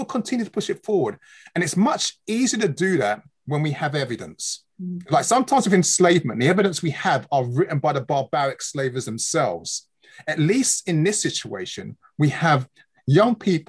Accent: London, United Kingdom; In London. Here, London, Hackney. I was born in the UK

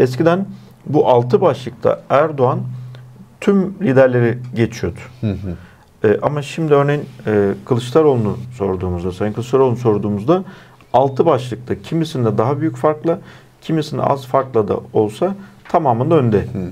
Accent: Erzincan, Turkey; benim memleketim olan Erzincan'daki

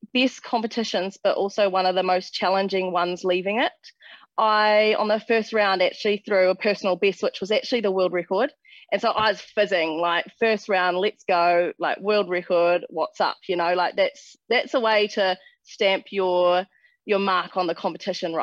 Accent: West Coast, New Zealand; growing up on the West Coast, we don't have a track

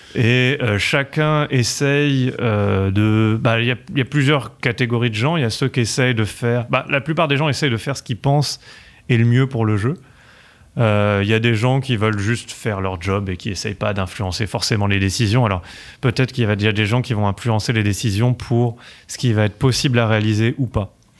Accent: Paris, Île-de-France, France; accent: French; je suis né à Paris

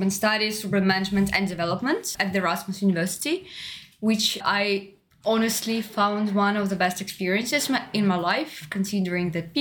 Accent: Moscow, Russia; moved away as an adult; now in Netherlands; uh, I come from Moscow, from Russia.

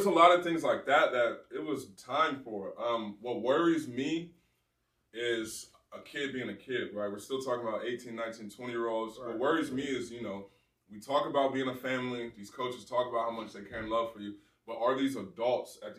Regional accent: California, United States; moved away; also born or lived in Ohio; I'm from California.

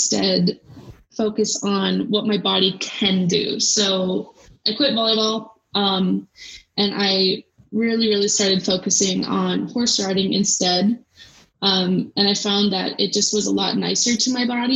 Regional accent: United States; we're both American

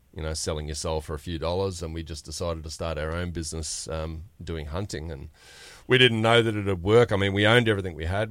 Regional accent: New South Wales, Australia; we're from a little town about four and a half hours north of Sydney

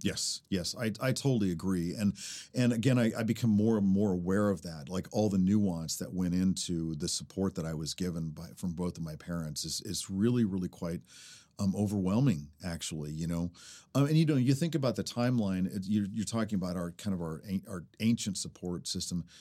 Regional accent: Chickasaw Nation, United States; coming from a Chickasaw person

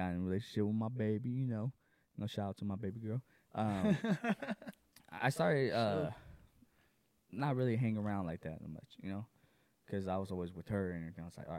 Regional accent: Inland Empire, San Bernardino County, California, United States; I grew up in the Inland Empire, San Bernardino County

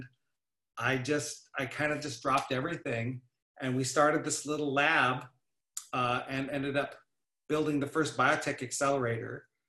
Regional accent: Salem, Oregon, United States; So I grew up actually on the West Coast here in Oregon, in a little town, actually the capital, called Salem.

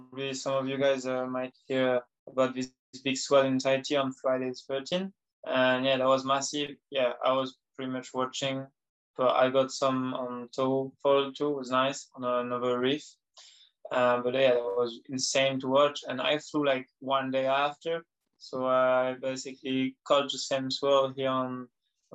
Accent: New Caledonia; I'm from New Caledonia.

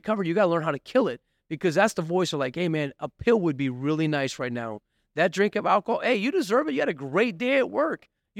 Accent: Mesa, Arizona, United States; born there; Listen, my I was born in Mesa. I got addicted in Mesa.

